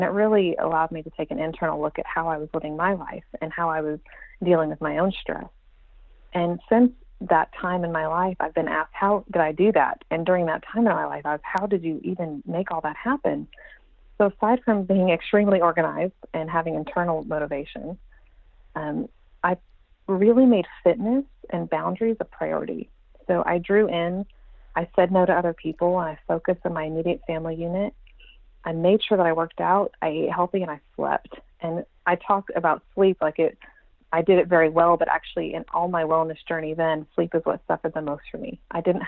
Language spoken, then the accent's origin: English; Texas, United States; also born or lived in Iowa; I've spent most of my life in Texas, but I was born in Iowa and have traveled all around.